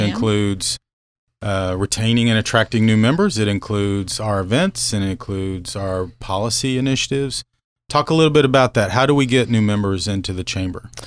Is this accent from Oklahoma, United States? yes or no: yes; Norman, Oklahoma, United States; moved away as an adult; also born or lived in Grandfield, Oklahoma / Lincoln, Nebraska / Abilene, Texas / McAlester, Oklahoma; now in Manhattan, United States; I'm originally from Oklahoma, grew up Norman